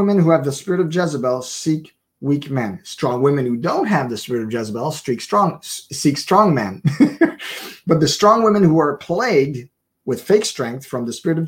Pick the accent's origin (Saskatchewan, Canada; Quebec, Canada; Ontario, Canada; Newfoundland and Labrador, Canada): Quebec, Canada; Montreal; I was born in Montreal, born and raised there